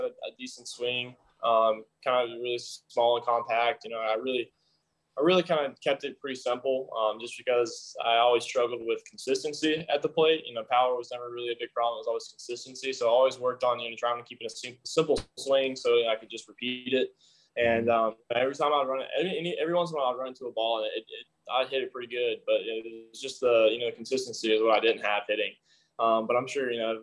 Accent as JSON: {"language": "English", "town": "Pace", "region": "Florida", "country": "United States", "tie": "born or raised there", "also_born_or_lived": "Bessemer, Alabama", "said": "I spent like 8 years in Florida, like 7 in Bessemer."}